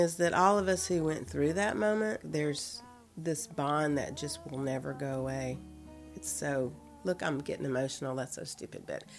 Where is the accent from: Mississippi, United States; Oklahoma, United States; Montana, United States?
Mississippi, United States; Tupelo; now in New Orleans, United States; I was born in Tupelo, Mississippi. I sort of always felt like Louisiana was really my home.